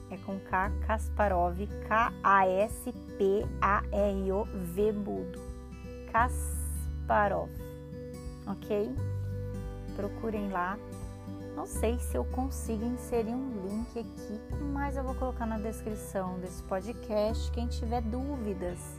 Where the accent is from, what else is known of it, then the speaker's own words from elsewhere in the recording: São Paulo, Brazil; accent: paulista; Falei com sotaque paulista porque eu sou paulista. Eu puxo S, o R, porque eu sou do interior, eu falo. É que como eu misturei muita coisa, morei em vários estados assim no Brasil, até a minha pré-adolescência.